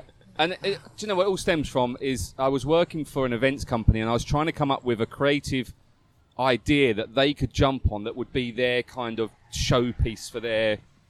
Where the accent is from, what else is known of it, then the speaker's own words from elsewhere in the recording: Essex, East of England, United Kingdom; now in Phuket, Thailand; we're both from Essex.